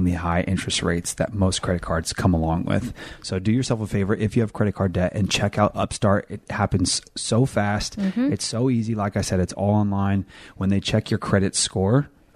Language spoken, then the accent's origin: English; Elk Grove, California, United States; I'm from Elk Grove, California.